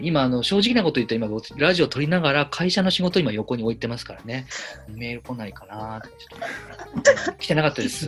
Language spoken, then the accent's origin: Japanese; Yamanashi, Japan; 僕の、えー、と出身の山梨